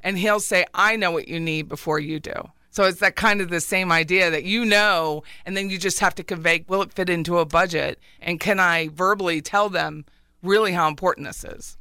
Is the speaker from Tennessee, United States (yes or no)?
no; Pennsylvania, United States; moved away; I'm from Pennsylvania, so we all have basements